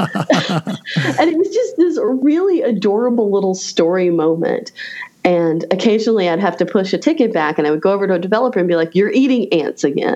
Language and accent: English; Raleigh, North Carolina, United States; my hometown of Raleigh, North Carolina